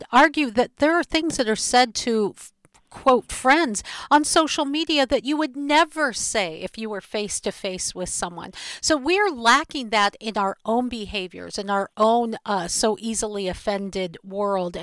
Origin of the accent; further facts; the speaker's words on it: Seattle, Washington, United States; my hometown in Seattle